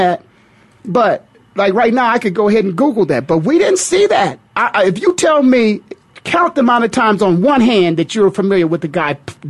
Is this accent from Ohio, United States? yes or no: yes; Canton, Ohio, United States; my hometown, Canton, Ohio.